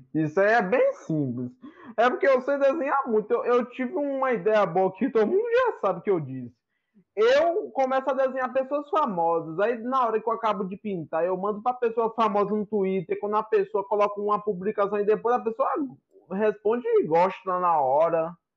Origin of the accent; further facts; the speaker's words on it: Valença, Bahia, Brazil; Eu sou de Valença na Bahia